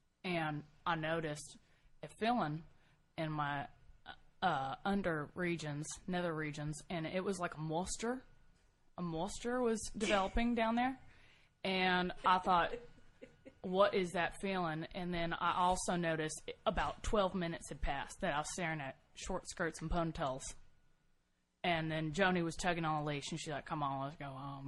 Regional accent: Texas, United States; I'm originally from Texas as well.

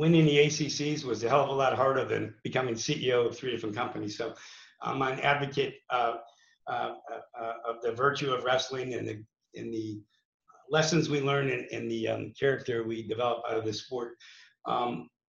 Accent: New Kensington, Pennsylvania, United States; moved away as an adult; also born or lived in North Carolina; I'm from New Kensington, Pennsylvania, so I'm from the WPIL. I wrestled at Valley High School.

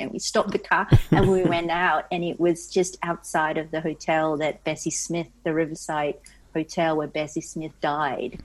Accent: Singapore; also born or lived in San Francisco; now in United States; I was born in Singapore and raised there

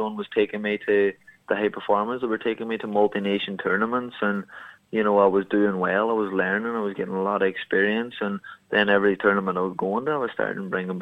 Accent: Ireland; my hometown here

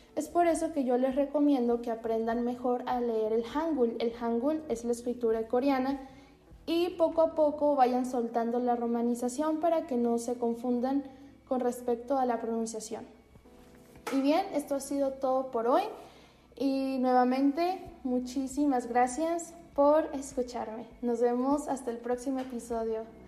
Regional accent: Mexico

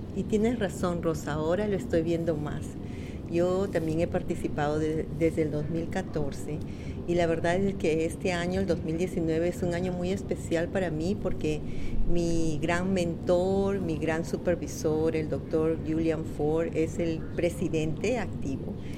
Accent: Peru; now in Connecticut, United States; Soy peruana de origen peruano

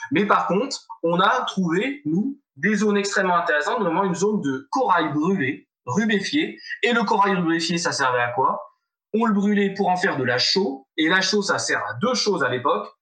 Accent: France; on vient euh, de France

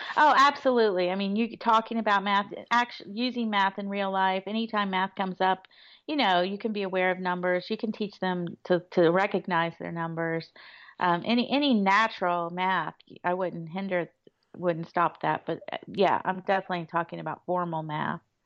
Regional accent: Florida, United States; moved away; I grew up in Florida

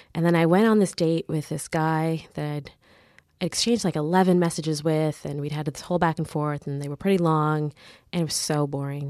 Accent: Mississauga, Ontario, Canada; also born or lived in Caribbean; I grew up in the suburbs of Mississauga

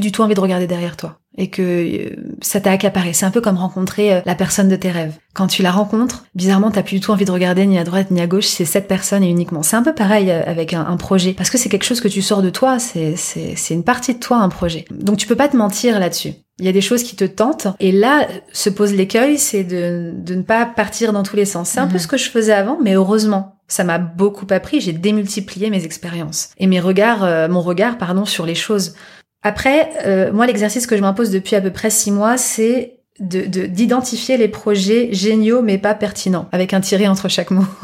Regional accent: Normandy, France; j'ai été élevée, j'ai grandi en Normandie

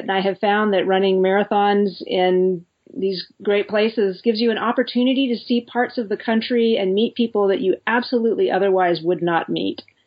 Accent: United States; being an American

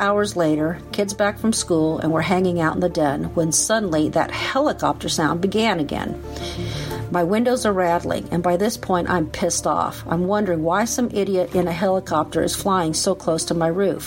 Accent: Valdivia, Los Ríos, Chile; moved away; also born or lived in United States; I was born in Chile in 1961.

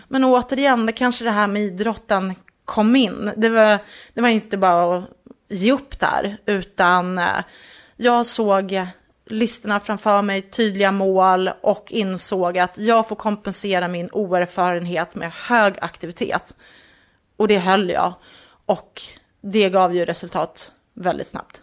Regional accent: just north of Enköping, Uppsala County, Sweden; strax norr om Enköping är jag uppvuxen

